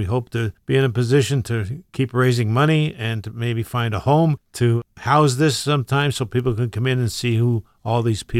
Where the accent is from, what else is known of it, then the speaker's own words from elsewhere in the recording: Plymouth, Pennsylvania, United States; Plymouth, my hometown.